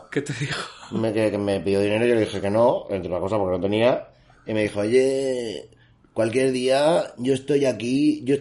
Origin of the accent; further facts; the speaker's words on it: Balearic Islands, Spain; digo yo, yo soy mallorquín mágico y eso no se puede hacer.